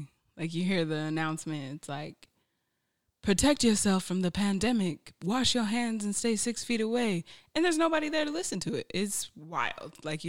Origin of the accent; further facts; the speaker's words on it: Utah, United States; Like, Utah and growing up in Utah, in the bubble, it can rob you of so much self-identity because of the bubble and the lack of diversity that's within it.